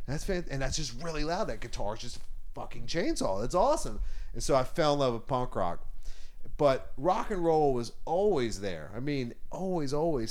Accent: Charleston, South Carolina, United States; growing up in Charleston, South Carolina.

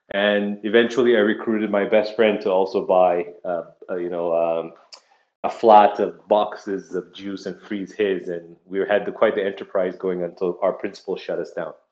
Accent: Saudi Arabia; also born or lived in Nigeria; I was born in in West Africa in Nigeria, um, and uh, my parents moved us to Saudi Arabia when I was six years old. So spent my formative years there

